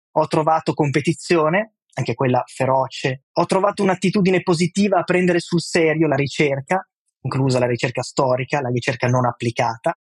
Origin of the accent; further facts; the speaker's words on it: Milan, Lombardy, Italy; moved away as an adult; now in New York, United States; a Milano abbiamo una città